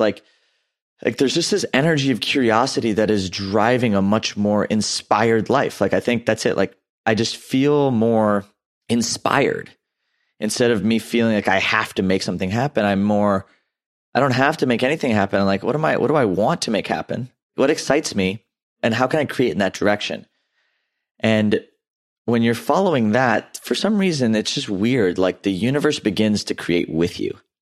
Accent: Houston, Texas, United States; also born or lived in Louisiana; I grew up in Southeast Houston

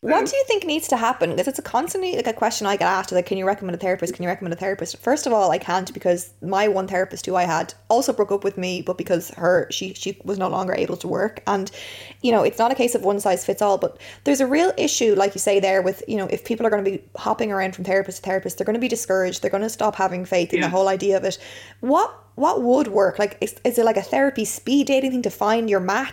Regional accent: Ireland; being Irish

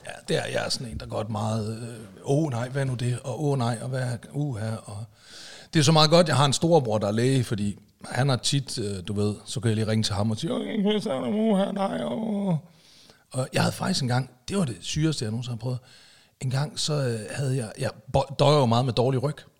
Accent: Aalborg, North Denmark Region, Denmark; now in Zealand, Denmark

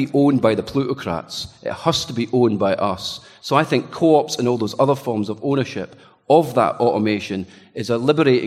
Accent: Scotland, United Kingdom; I'm just Scottish

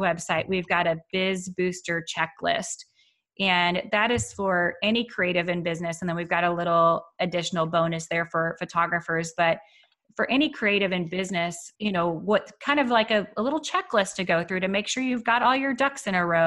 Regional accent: Waco, Texas, United States; I grew up in Waco, Texas in the US

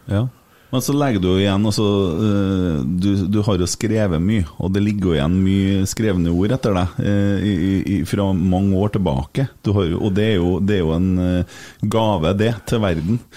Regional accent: Vallersund, Trøndelag, Norway; Så jeg vokste opp i Vollesund

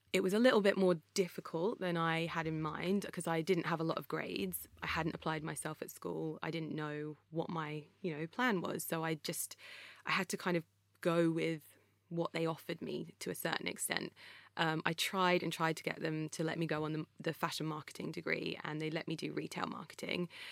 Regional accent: Croxley Green, East of England, United Kingdom; It was me, my brother, and my mum living in a little house in a place called Croxley Green

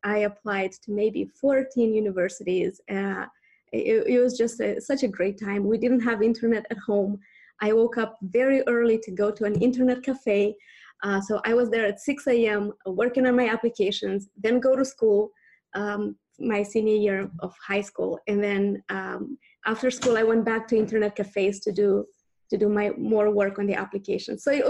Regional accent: Moldova; born there; English is a second language; You know, only a couple of people ask me where I'm from. Most of them maybe just think I'm American. Maybe I do sound American. Maybe not from Southern Alabama, but somewhere. But yeah, I was born in Moldova.

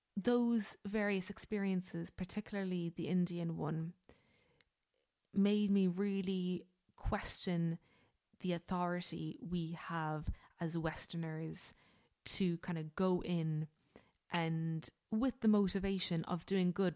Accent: Ireland; we as Irish people

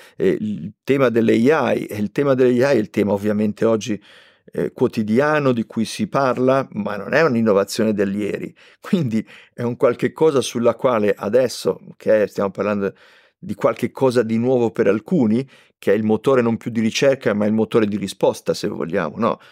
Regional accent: Liguria, Italy; io sono ligure

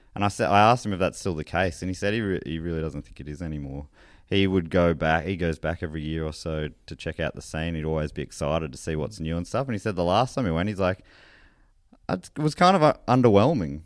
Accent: Moorabbin, Victoria, Australia; old mates I grew up with in Moorabbin

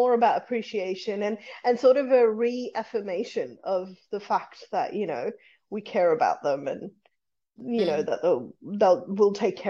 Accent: Fiji; And I feel like all the proper Indians will come out, and Fijian Indians, which I'm Fijian Indian, but will come out and say my pronunciation is terrible.

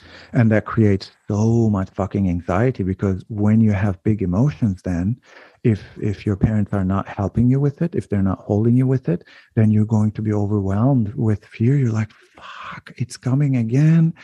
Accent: Turkey; moved away as an adult; also born or lived in United States / Canada; now in Netherlands; growing up in Turkey and then um, going to different countries when I when I was so young and then and then coming back

